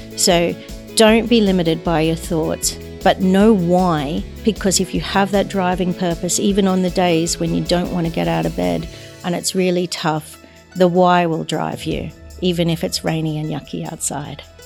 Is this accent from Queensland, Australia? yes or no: yes; Brisbane, Queensland, Australia; moved away as an adult; also born or lived in New York; now in London, United Kingdom; I was away from my hometown of Brisbane